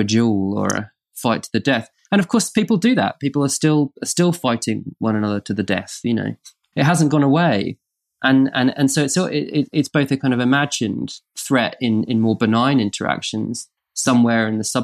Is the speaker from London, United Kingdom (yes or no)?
no; Norfolk, East of England, United Kingdom; we grew up in Norfolk in the countryside